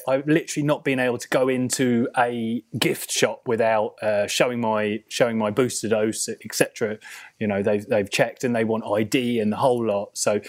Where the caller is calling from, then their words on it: Germany; I'm also should say that I'm beaming live from Germany.